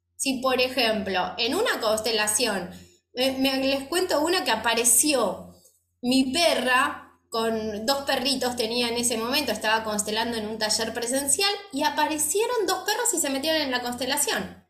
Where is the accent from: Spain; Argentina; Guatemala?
Argentina; me fui sola de Argentina